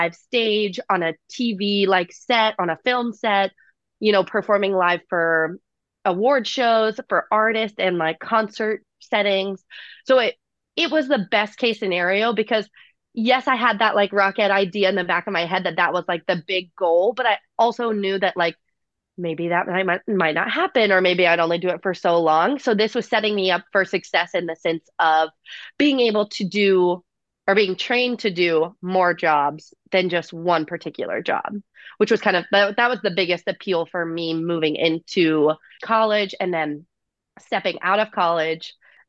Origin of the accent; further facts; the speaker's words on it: Savannah, Georgia, United States; now in New York City, United States; I am born and raised in Savannah, Georgia, but I currently live in New York City, where I've been for the past 8.5 years now.